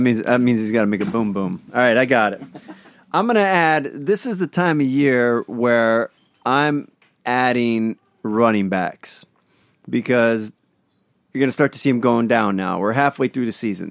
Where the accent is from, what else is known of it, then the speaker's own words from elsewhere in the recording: Northeast Pennsylvania, United States; accent: Northeast Pennsylvania; my Northeast Pennsylvania accent